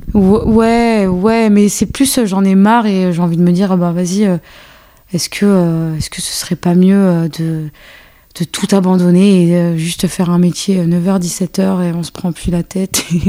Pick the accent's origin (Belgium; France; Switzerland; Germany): France; also born or lived in Algeria; Je suis née en Algérie et euh, après, je suis arrivée en France à mes deux ans.